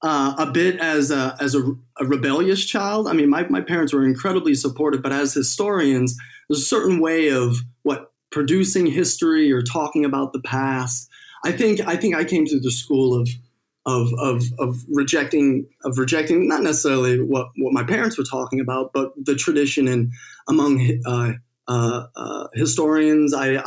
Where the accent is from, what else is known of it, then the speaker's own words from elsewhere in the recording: England, United Kingdom; They're both Americans, but British historians. I was raised over in England, so raised, you know, around history with historians